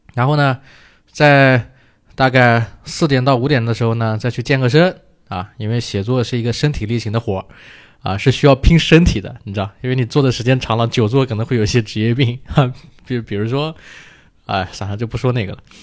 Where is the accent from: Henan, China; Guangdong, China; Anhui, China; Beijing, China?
Anhui, China; Hefei; 我是合肥人啊